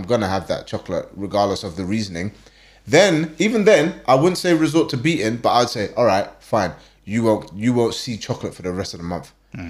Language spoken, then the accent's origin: English; London, United Kingdom; I was born in the UK. I was born in London. So like I'm born and raised in London.